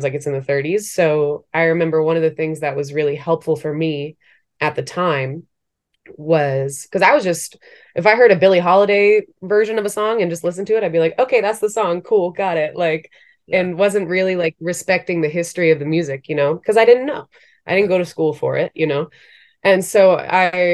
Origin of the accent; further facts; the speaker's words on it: Maryland, United States; moved away as an adult; also born or lived in Brooklyn, New York; now in New York, United States; before I moved to New York, like kind of just growing up in Maryland